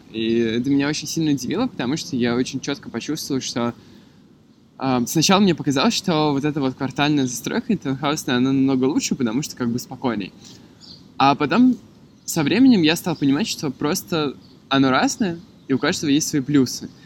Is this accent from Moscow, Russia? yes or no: yes; Moscow, Russia; also born or lived in Yalta; Я родился и вырос в Москве, и мне, конечно, как жителю Москвы, очень равнинного города